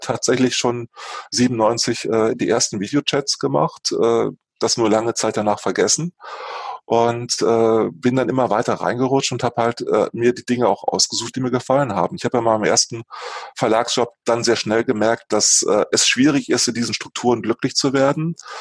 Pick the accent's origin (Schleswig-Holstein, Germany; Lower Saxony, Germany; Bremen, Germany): Lower Saxony, Germany; Lingen; moved away; ich komme aus Niedersachsen, ursprünglich aus Lingen an der Ems, einem kleinen äh, Ort äh, in Norddeutschland